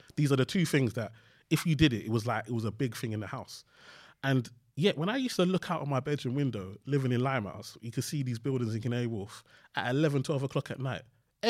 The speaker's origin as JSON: {"language": "English", "country": "Nigeria", "said": "I went to uni just because, obviously, being Nigerian, you have to go to university."}